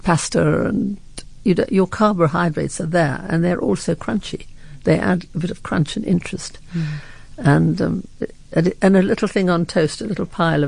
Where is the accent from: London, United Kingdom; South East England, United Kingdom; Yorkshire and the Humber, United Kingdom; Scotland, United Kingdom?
Scotland, United Kingdom; I'm too Scottish